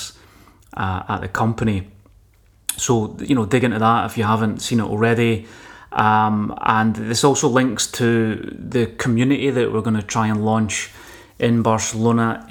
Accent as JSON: {"language": "English", "region": "Scotland", "country": "United Kingdom", "said": "as a Scottish engineer"}